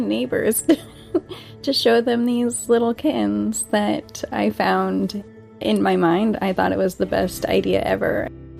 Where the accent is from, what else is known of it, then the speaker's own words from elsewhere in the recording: Monroe, Washington, United States; I grew up in Monroe, Washington